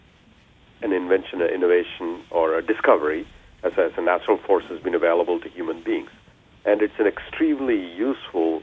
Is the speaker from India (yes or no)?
yes; India; now in United States; I was born and raised in India